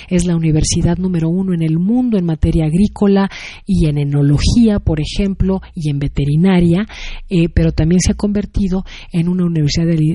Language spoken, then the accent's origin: Spanish; Mexico; now in Sacramento, United States; Así es, y a la imagen y a la percepción de, lo que es México y de lo que somos los mexicanos.